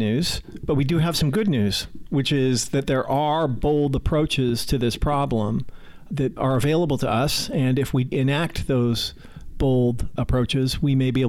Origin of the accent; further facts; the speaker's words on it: Pacific Northwest, United States; I grew up in the Pacific Northwest